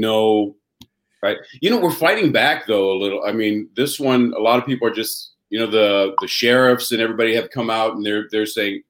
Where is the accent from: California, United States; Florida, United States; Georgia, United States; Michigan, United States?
California, United States; Buena Park; I was born and raised here in Buena Park, California. Buena Park is in, it's where Knott's Berry Farm is. If people have been hearing about Knott's Berry Farm. So I grew up about a quarter mile away from Knott's Berry Farm.